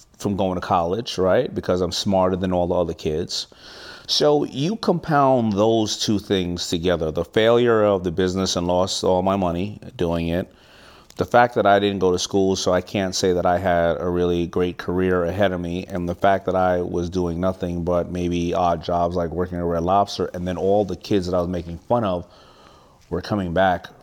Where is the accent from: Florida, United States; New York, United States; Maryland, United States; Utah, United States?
New York, United States; New York City; I'm from Hollis, Queens